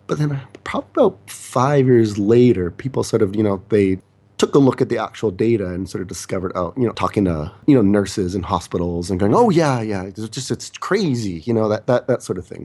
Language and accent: English; Canada; also born or lived in South Korea; I'm the Canadian